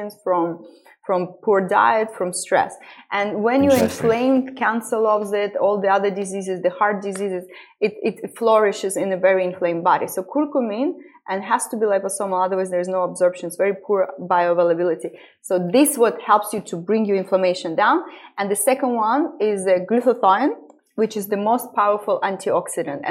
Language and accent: English; Estonia; moved away as an adult; also born or lived in London, United Kingdom; now in Dubai, United Arab Emirates; I'm originally born and raised in Estonia, but it was the Soviet Union. So I went to Russian school